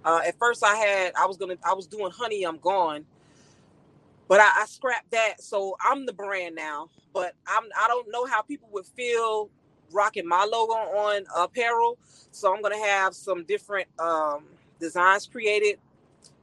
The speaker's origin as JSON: {"language": "English", "town": "Miami", "region": "Florida", "country": "United States", "tie": "born or raised there", "moved": "yes", "lives_now": "Texas, United States", "said": "I was raised in Overtown, Miami, Florida"}